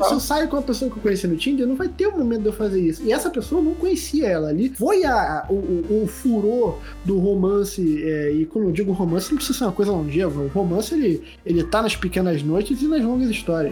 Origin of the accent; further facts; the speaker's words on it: Rio de Janeiro, Brazil; eu sou do Rio de Janeiro